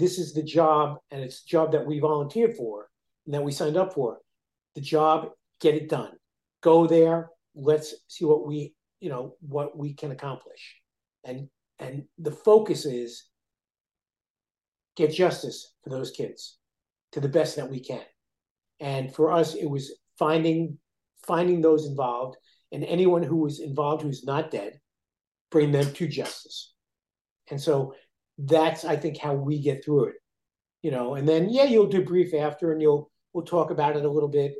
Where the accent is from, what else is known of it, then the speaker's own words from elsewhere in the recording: New York, United States; I'm a New Yorker. You know, I came from New York